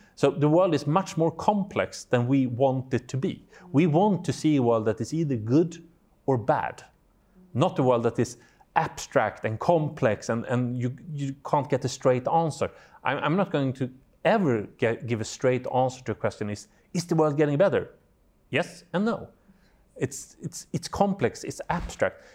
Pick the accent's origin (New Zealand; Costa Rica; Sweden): Sweden; I'm from Sweden